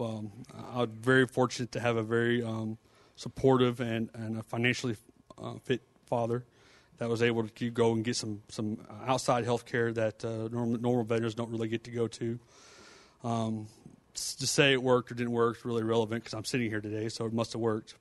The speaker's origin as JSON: {"language": "English", "town": "Fort Worth", "region": "Texas", "country": "United States", "said": "we're both from Fort Worth area"}